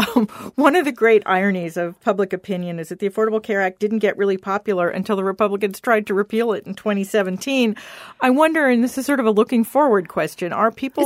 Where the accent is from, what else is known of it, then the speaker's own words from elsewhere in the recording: Washington, District of Columbia, United States; I grew up practically on Capitol Hill. Both my parents had worked there